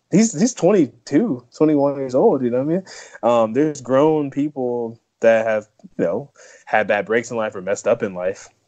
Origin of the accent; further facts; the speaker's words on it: California, United States; I'm from California too.